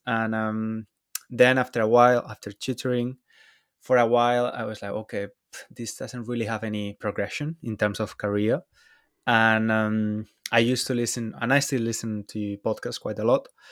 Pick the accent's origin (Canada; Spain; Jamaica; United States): Spain; Valencia, Valencian Community; moved away as an adult; now in London, United Kingdom; I'm Spanish. I'm from Valencia, although I've been living in London for a few years now